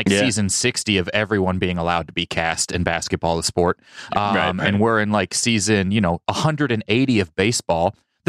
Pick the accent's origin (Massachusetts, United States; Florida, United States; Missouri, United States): Missouri, United States; Kansas City; now in Los Angeles, United States; I'm from Kansas City. They don't even have a team.